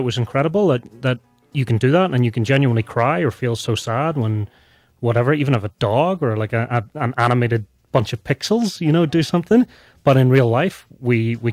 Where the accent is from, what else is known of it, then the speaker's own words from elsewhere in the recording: Northern Ireland, United Kingdom; moved away as an adult; also born or lived in Boston; now in Salt Lake City, United States; I'm from Northern Ireland